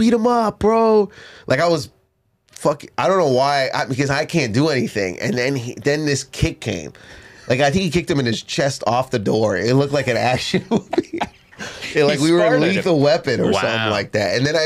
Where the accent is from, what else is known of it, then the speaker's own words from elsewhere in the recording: Canada; moved away; we were doing shows in my hometown. This is when I lived in Canada.